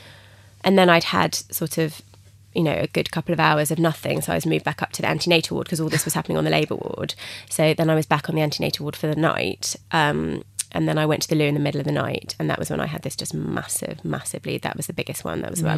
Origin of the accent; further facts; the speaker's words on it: England, United Kingdom; So I phoned the midwives at the hospital, and I was being very English, and I said, I've had a bit of a bleed.